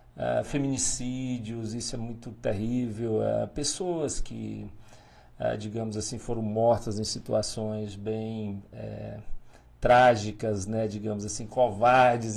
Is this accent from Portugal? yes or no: no; Paraíso do Tocantins, Tocantins, Brazil; moved away as an adult; also born or lived in Pium, Tocantins / Porto Nacional, Tocantins; now in Pimenta Bueno, Brazil; Depois a gente mudou para Paraíso do Norte, que agora é Paraíso do Tocantins